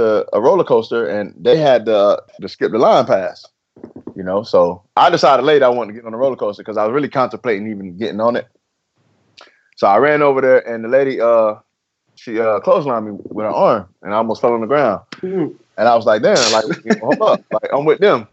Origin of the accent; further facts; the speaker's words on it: Lakeland, Florida, United States; I was from Lakeland